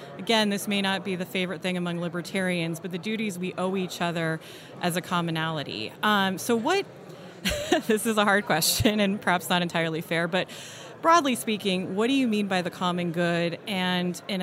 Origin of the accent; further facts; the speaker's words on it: Silicon Valley, California, United States; I grew up in Silicon Valley with a dad who always tried to wear T-shirts.